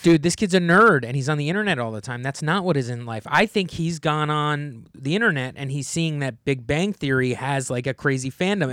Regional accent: New Jersey, United States; I grew up in New Jersey

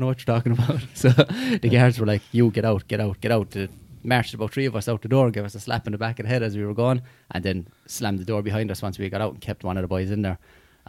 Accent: Limerick, Munster, Ireland; we grew up in Limerick's projects

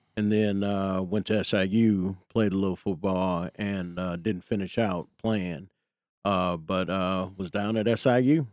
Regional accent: Chicago, Illinois, United States; I grew up in the Jeffrey Manor

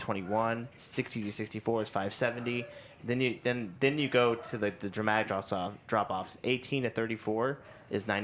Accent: Kansas City, United States; we're from the Kansas City area

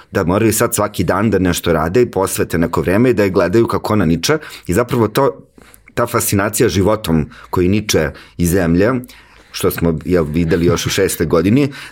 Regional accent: Užice, Zlatibor District, Serbia; ja sam inače iz Užica

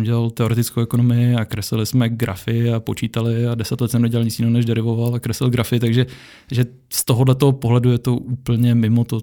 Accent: Czechia; Já jsem Čech, žiju v České republice a tady je pořád školství zadarmo.

